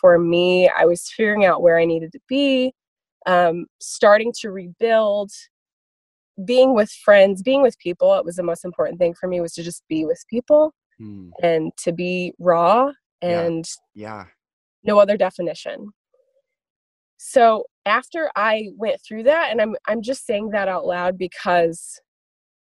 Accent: Kansas City, Missouri, United States; moved away as an adult; also born or lived in Lawrence, Kansas / Nashville, Tennessee; I was born in Lawrence, Kansas, but then we relocated to Kansas City, Missouri. I grew up there

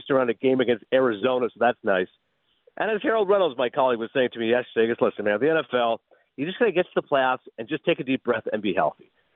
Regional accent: Eastern Ontario, Canada; also born or lived in Toronto; as a teenager growing up in Eastern Ontario

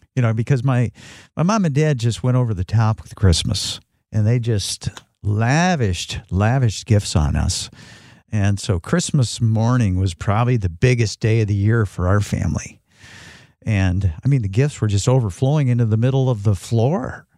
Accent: Northern Michigan, United States; also born or lived in Phoenix, Arizona; I'm a Michigan native, Northern Michigan native

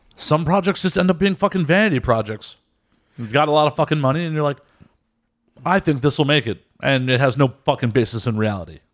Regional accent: Chicago, Illinois, United States; now in Los Angeles, United States; I'm originally from Chicago

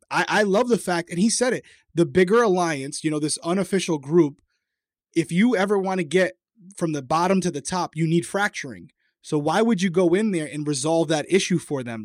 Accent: Rhode Island, United States; accent: Rhode Island; my Rhode Island accent came out there

